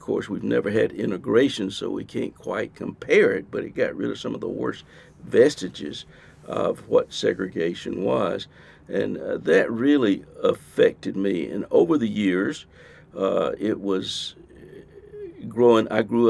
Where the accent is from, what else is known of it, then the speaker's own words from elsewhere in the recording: the South, United States; I grew up in the Jim Crow South.